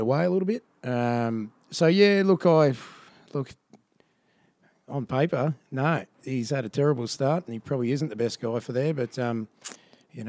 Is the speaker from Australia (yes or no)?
yes; Ipswich, Queensland, Australia; I grew up in Ipswich, came from Ipswich originally